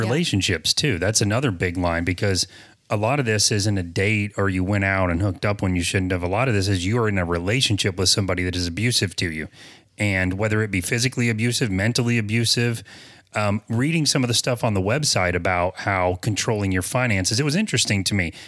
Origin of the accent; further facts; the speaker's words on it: the South, United States; I'm from the South